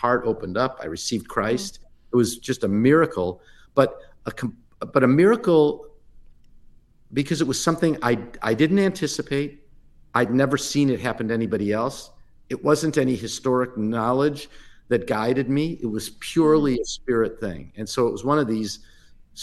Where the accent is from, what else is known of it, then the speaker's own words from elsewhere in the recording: Midwest, United States; I grew up in the Midwest in a very typical Reformed Jewish community